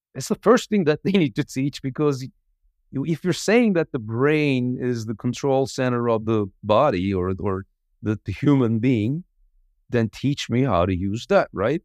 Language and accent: English; Izmir, Turkey; I was raised in Izmir